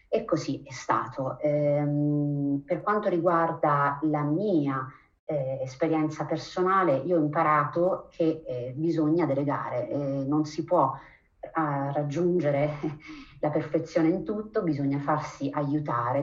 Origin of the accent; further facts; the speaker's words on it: Abruzzo, Italy; moved away as an adult; also born or lived in Germany; now in Switzerland; io sono nata e cresciuta in Abruzzo